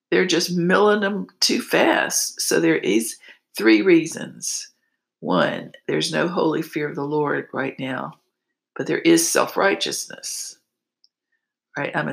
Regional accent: East Coast, United States; moved away; And I came from the East Coast where that was all I did, I give.

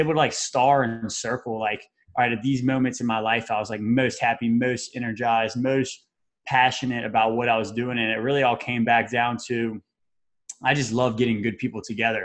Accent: Baton Rouge, Louisiana, United States; moved away as an adult; also born or lived in Mississippi; now in Tampa, United States; I'm originally from Baton Rouge, Louisiana

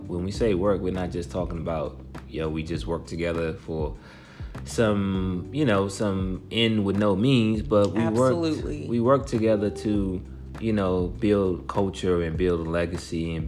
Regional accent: Washington, District of Columbia, United States; I'm originally from Washington, D.C.

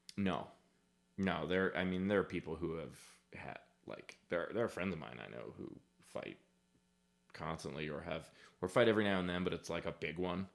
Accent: New York City, New York, United States; I grew up in Queens in the eighties

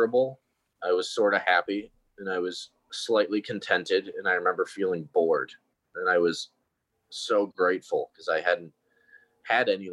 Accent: Connecticut, United States; I'm from Connecticut, and we would go to all the different state schools that our friends were going

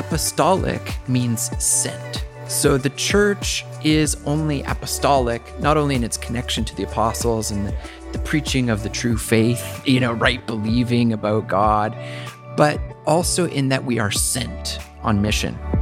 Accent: Chilliwack, British Columbia, Canada; moved away as an adult; also born or lived in Whitehorse; I grew up there. It's my hometown

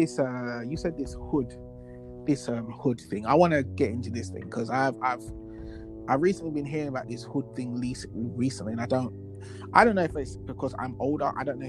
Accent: London, United Kingdom; I'm from South London, and I've moved to East.

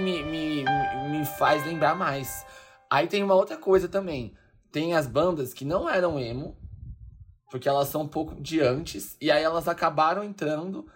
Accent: São Paulo, Brazil; ela é daqui da minha terra, né? Da Leste

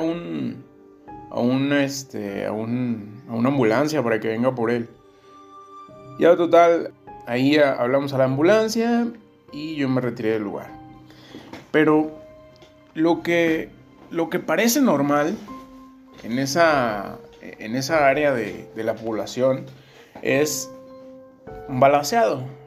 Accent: Tierra Caliente, Mexico; de la parte de donde soy, de, Tierra Caliente

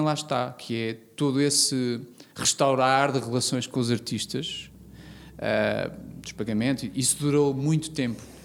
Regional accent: Vila das Aves, Norte, Portugal; eu não tendo nascido em Guimarães, eu nasci em Vila das Aves

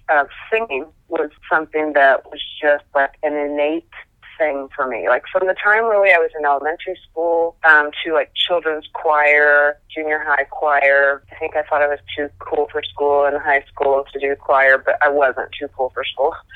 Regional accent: Muncie, Indiana, United States; I'm from Muncie originally.

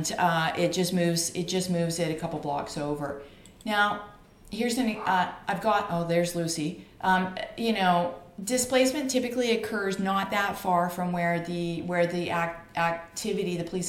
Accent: Canada; I'm a Canadian

